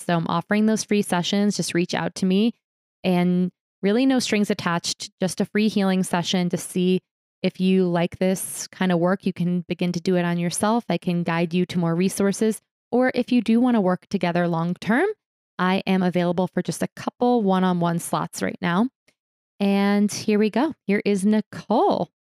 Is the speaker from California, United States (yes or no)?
no; New York City, New York, United States; now in Boulder, United States; I was born in New York City and used to like like brag that like those sounds would lull me to sleep.